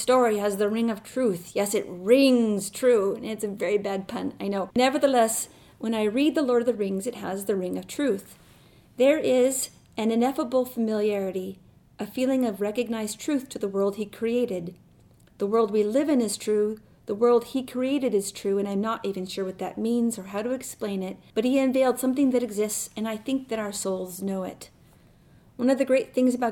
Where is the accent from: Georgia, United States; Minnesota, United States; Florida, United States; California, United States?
Minnesota, United States; Rochester; I am from Rochester, Minnesota